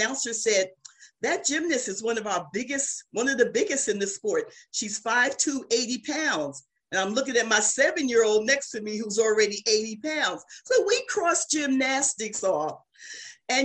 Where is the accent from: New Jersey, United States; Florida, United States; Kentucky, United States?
New Jersey, United States; I'm from New Jersey